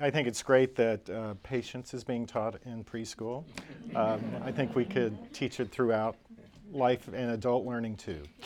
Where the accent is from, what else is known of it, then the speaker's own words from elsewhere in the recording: Oklahoma, United States; my home state, Oklahoma